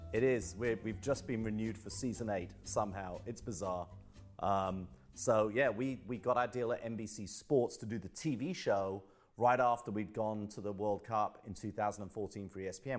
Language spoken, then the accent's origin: English; London, United Kingdom; also born or lived in Bromley; I'm from Southeast London. I'm from the London borough of Greenwich. Um, moved out to Bromley, which is about three miles out, uh, when I was about fifteen years old